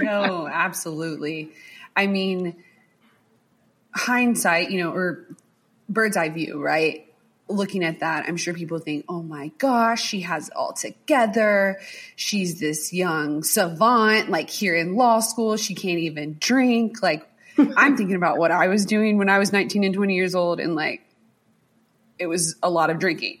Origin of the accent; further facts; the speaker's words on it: the South, United States; I'm a southerner